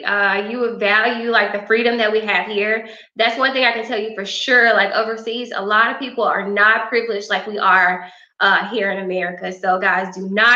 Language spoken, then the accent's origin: English; Grenada, Mississippi, United States; I'm from Grenada, Mississippi. I graduated from Grenada High School, of course.